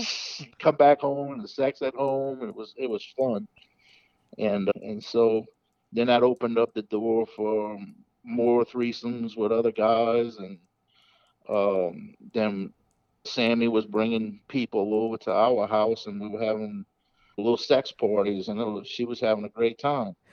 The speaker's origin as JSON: {"language": "English", "region": "the South", "country": "United States", "said": "I'm from the South, so I'm going to say yes, ma'am"}